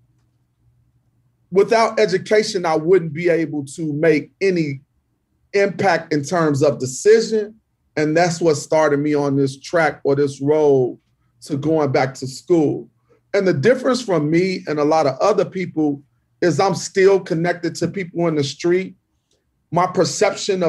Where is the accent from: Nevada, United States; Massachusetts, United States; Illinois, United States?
Illinois, United States; Chicago